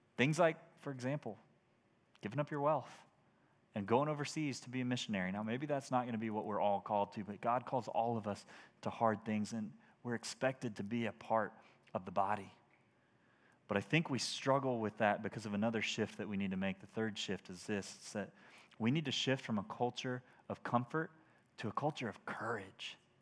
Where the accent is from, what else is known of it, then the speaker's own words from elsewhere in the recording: United States; as American Christians